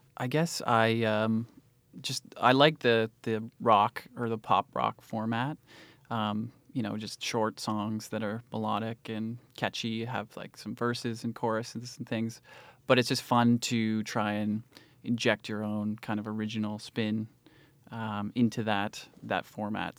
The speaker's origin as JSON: {"language": "English", "town": "Cambridge", "region": "Ontario", "country": "Canada", "tie": "born or raised there", "said": "I grew up in Cambridge, Ontario, and it was pretty quiet there."}